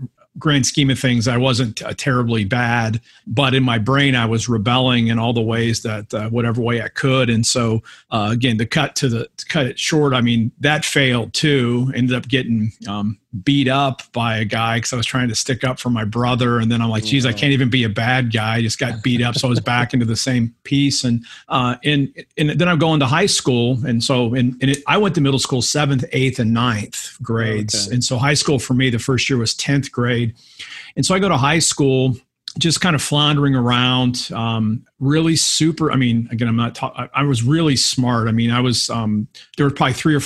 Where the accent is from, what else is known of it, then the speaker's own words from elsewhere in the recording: Akron, Ohio, United States; Home church is in Akron, Ohio, Hope United Methodist.